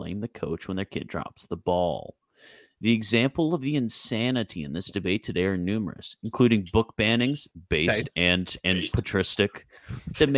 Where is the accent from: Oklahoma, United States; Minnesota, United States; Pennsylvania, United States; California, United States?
Oklahoma, United States; my home state of Oklahoma